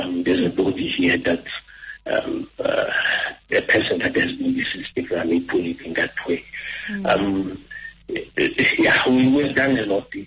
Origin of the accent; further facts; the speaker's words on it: South Africa; we always preach the issue of Ubuntu as South African